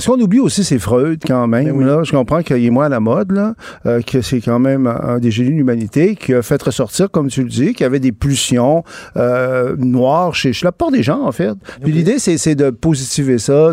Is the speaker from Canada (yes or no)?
yes; Quebec, Canada; je suis québécois, je, suis francophone, je suis canadien aussi